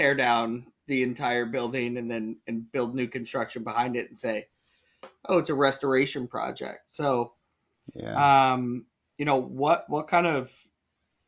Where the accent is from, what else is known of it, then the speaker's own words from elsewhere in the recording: New York City, New York, United States; now in Boston, United States; born and raised in New York, now live in Boston